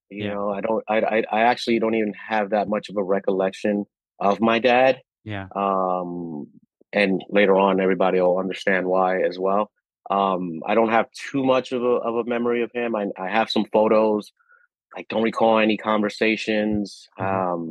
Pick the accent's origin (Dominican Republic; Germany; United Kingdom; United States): Dominican Republic; born there; so I was born in the Dominican Republic.